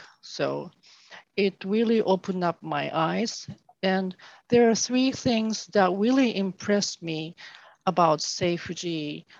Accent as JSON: {"language": "English", "country": "Japan", "lives_now": "United States", "said": "As Issei, I came directly from Japan. So I wasn't born in the United States"}